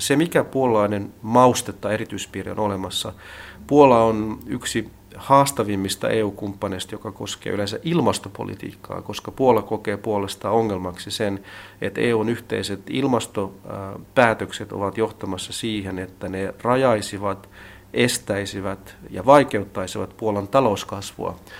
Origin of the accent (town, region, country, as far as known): Finland; moved away as an adult; also born or lived in Hungary; now in Warsaw, Poland